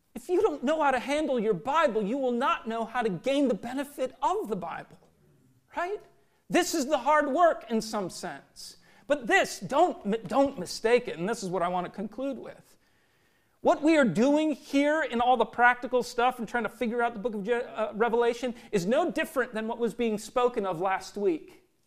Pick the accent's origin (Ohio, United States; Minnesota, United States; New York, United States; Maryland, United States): Minnesota, United States; growing up in Minnesota